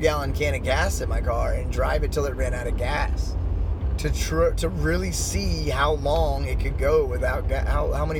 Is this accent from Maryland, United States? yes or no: yes; Washington, D.C. area, Maryland, United States; I grew up in and around the Washington, D.C. area